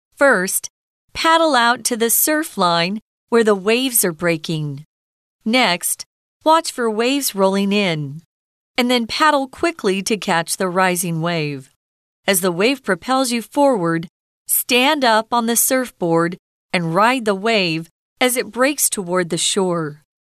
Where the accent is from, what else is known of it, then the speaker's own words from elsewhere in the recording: Arizona, United States; I grew up in Arizona where we are not near an ocean